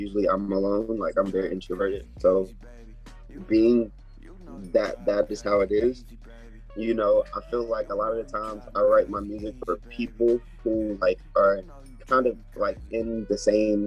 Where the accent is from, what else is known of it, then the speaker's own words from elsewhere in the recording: Atlanta, Georgia, United States; I'm from Atlanta